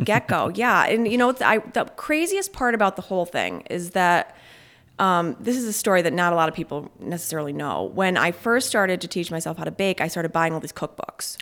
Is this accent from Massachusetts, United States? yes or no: no; Verona, New York, United States; also born or lived in Albany, New York / Bolton Landing, New York; I grew up out in Verona, New York.